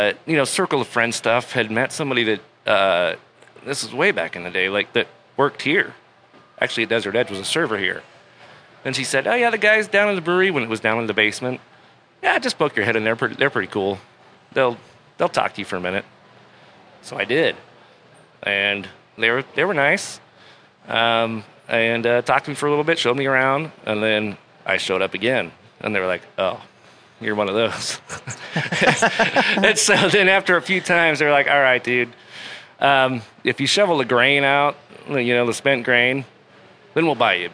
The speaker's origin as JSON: {"language": "English", "town": "Cortez", "region": "Colorado", "country": "United States", "tie": "born or raised there", "moved": "as an adult", "lives_now": "Salt Lake City, United States", "said": "I've lived here since like 97 in Salt Lake City. I grew up in Colorado, Colorado, Cortez or Southwest. Sorry, excuse me. Cortez, Colorado, little town by Durango"}